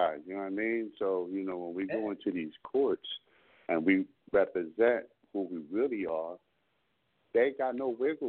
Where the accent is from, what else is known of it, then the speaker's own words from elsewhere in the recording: Berks County, Pennsylvania, United States; I'm from the Berks territory.